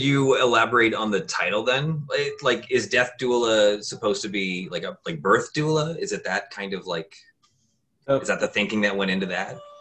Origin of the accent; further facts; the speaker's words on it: Canada; I'm Canadian